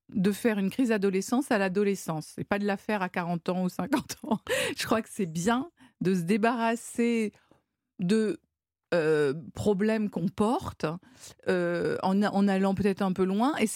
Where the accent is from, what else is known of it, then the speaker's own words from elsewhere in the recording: Provence-Alpes-Côte d'Azur, France; moi, je suis des Alpes-Maritimes